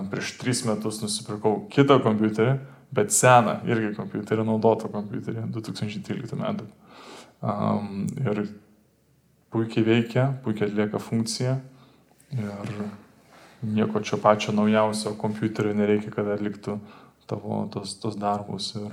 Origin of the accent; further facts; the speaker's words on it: Lithuania; mes lietuviai